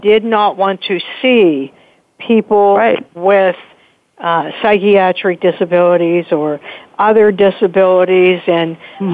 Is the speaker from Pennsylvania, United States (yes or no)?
yes; Pittsburgh, Pennsylvania, United States; this is my hometown that I am so proud of.